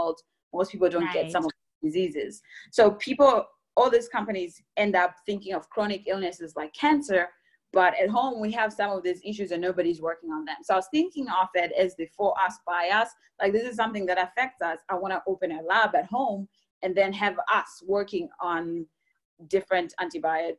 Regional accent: Zimbabwe; moved away as an adult; also born or lived in Germany / Texas; now in Bay Area, United States; I'm coming from Zimbabwe

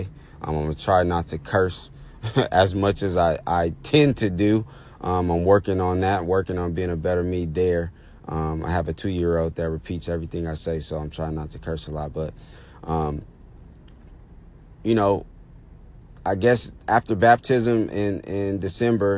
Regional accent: Oakland, California, United States; I was born and raised in the Bay Area, Oakland to be exact, Oakland, California

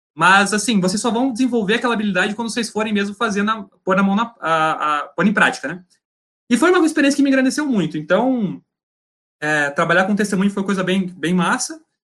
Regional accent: Laranjeiras do Sul, Paraná, Brazil; nesse momento eu estou em Laranjeiras do Sul, no interior do Paraná, na cidade onde eu, onde eu nasci

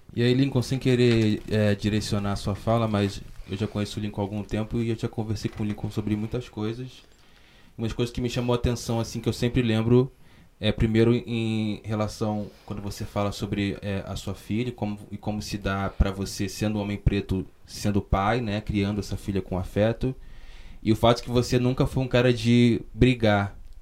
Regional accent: Baixada Fluminense, Rio de Janeiro, Brazil; eu sou da, da, da Baixada Fluminense, do, do é, Rio de Janeiro, que é um lugar pobre, né? e sobretudo negro, criado pela minha mãe

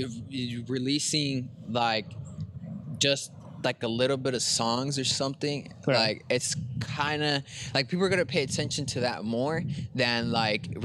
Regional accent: Brawley, California, United States; I'm from Brawley.

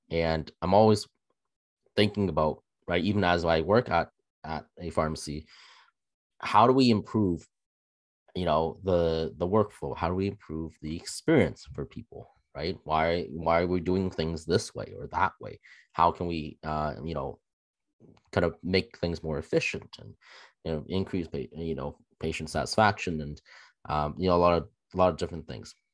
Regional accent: Toronto area, Ontario, Canada; I'm born and raised in Canada.

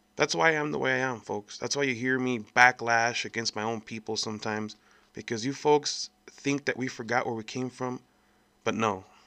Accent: El Paso, Texas, United States; I was born here in El Paso, Texas, back in nineteen eighty-nine. And I've been here my whole life

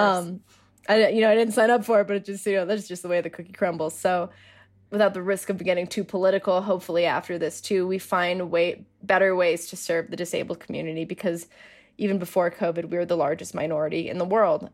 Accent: Denver, Colorado, United States; I'm from Denver

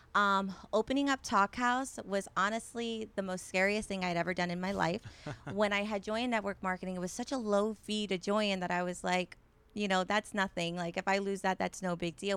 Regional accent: Tampa Bay area, Florida, United States; born and raised in the Tampa Bay area

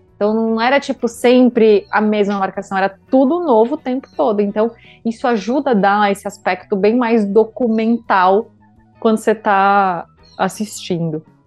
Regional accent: Brazil; Enquanto brasileiro

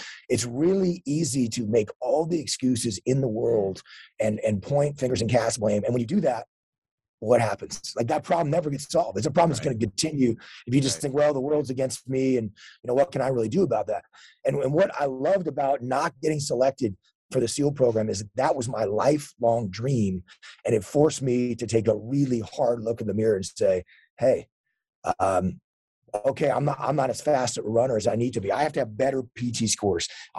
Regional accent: Texas, United States; born or raised there

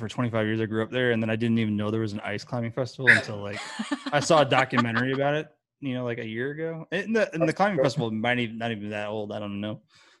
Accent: the Thumb, Michigan, United States; moved away as an adult; now in Texas, United States; I grew up in the Thumb, like right on Lake Huron.

